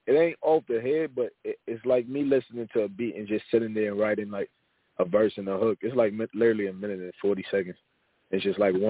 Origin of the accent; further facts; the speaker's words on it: New York City, New York, United States; now in Dallas, United States; I'm from New York